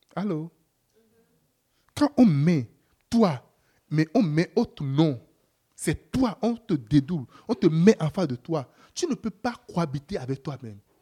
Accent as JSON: {"language": "French", "country": "Canada", "said": "je suis Canadien."}